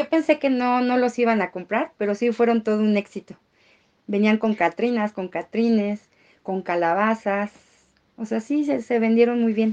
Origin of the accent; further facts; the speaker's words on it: Mexico; Por algo somos mexicanos.